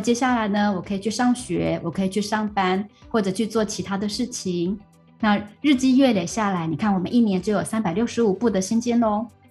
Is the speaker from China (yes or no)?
no; Taiwan; now in Malaysia; 那我来自于台湾， 台湾确实也是以清明节为主嗯。但是呢， 呃， 像我是，我是客家人嘛， 那我们的比较特别是过完元宵节之后，一直到清明节的这个时间， 只要我们的家族自己选好日子， 那么我们就会把这种所谓的扫墓 就会提前